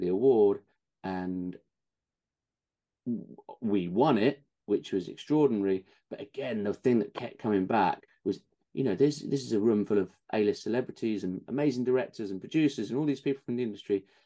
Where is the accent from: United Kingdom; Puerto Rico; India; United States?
United Kingdom; accent: British; being British on set and having the accent